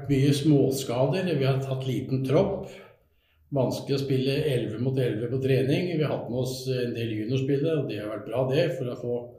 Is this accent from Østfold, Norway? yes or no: no; Skien, Telemark, Norway; Da bodde jeg i Skien og Porsgrunn. Jeg er jo fra Skien.